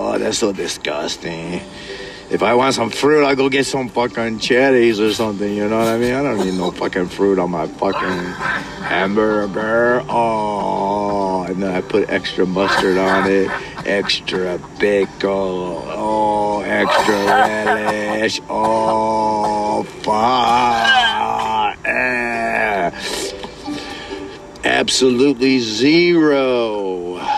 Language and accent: English; California, United States; I was born and raised Californian, so technically I say I'm a Californian.